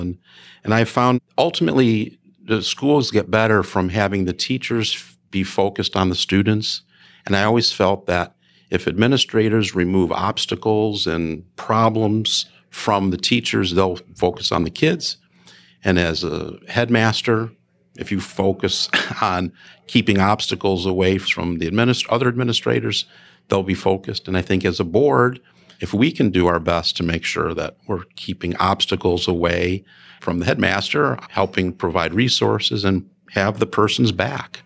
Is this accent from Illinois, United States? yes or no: yes; Chicago Heights, Illinois, United States; moved away; I grew up in a south suburb of Chicago, Chicago Heights